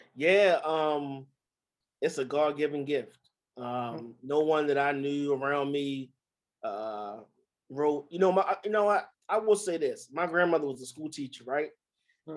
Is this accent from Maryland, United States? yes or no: yes; Baltimore, Maryland, United States; growing up in Baltimore